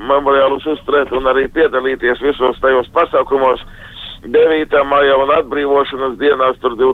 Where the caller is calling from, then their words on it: Jelgava, Zemgale, Latvia; Es no Jālgavas zvanu.